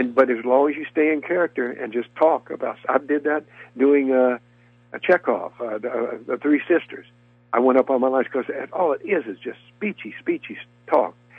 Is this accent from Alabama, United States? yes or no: yes; Montgomery, Alabama, United States; moved away; I was raised in Montgomery, Alabama